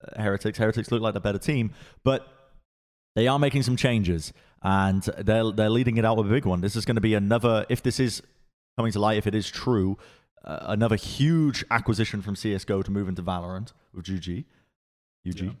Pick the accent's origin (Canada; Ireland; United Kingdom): United Kingdom; England; moved away as an adult; also born or lived in Los Angeles, United States; now in Texas, United States; I was I was raised in England